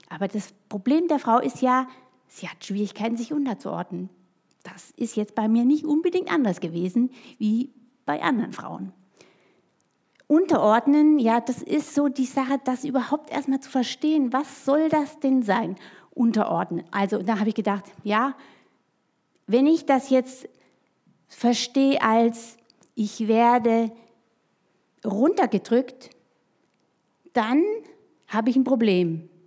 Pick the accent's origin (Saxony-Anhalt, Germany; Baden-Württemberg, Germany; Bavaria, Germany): Baden-Württemberg, Germany; now in Hessen, Germany; Denn ich bin ja so aufgewachsen im Schwarzwald, bei den hohen Tannen, in der Einsamkeit, so zwischen Bauernhöfen und sonst sowas.